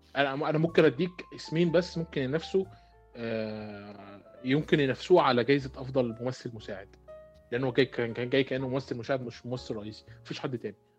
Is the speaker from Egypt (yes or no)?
yes; Egypt; عندنا في مصر